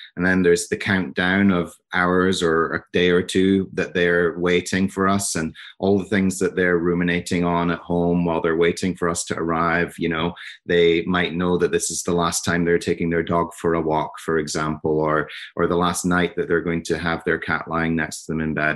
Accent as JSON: {"language": "English", "region": "Scotland", "country": "United Kingdom", "also_born_or_lived": "New York", "moved": "yes", "lives_now": "New Jersey, United States", "said": "I'm from Scotland, um, but I live in New Jersey now"}